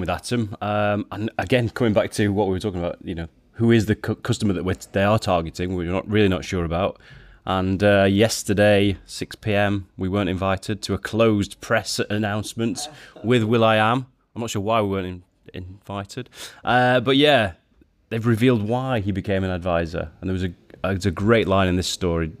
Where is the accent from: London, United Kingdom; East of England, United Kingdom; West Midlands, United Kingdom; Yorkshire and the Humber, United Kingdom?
Yorkshire and the Humber, United Kingdom; I'm from Yorkshire